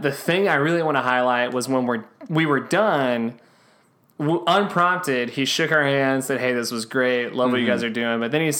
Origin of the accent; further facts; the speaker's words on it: West Texas, United States; Growing up in West Texas, our dad was not in the ranching business